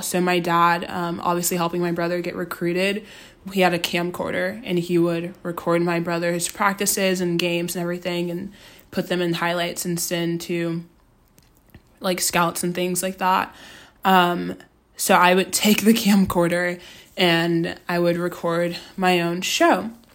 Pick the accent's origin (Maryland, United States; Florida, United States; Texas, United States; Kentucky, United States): Texas, United States; Austin; moved away as an adult; now in Los Angeles, United States; I'm from Austin, Texas. Um, went to Austin High School